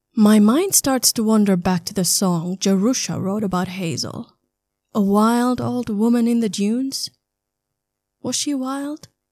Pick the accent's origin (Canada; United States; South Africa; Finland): Finland; Southern Finland; moved away; also born or lived in Berlin; I grew up in a small town in southern Finland